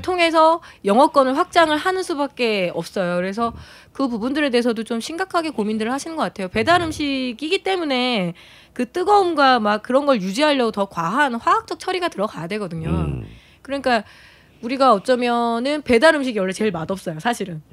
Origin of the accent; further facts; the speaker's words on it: Chungcheong, South Korea; 제가 그 충청도 출신이다 보니까